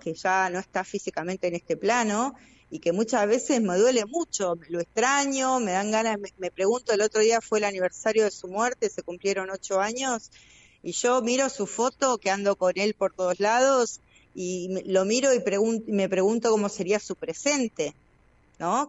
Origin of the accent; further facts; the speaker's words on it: Chos Malal, Neuquén, Argentina; acá en Chosmalán no, yo soy de Chosmalán